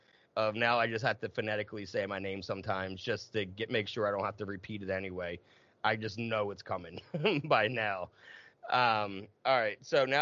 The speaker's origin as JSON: {"language": "English", "region": "New Jersey", "country": "United States", "also_born_or_lived": "Philadelphia / Massachusetts / North Carolina / California", "moved": "as an adult", "lives_now": "Bloomsburg, United States", "said": "I moved 30 times in 15 years. And Massachusetts, North Carolina, South Jersey is where I'm from, you know, and now Pennsylvania, Lancaster County. Now I'm up in Bloomsburg in the middle of nowhere."}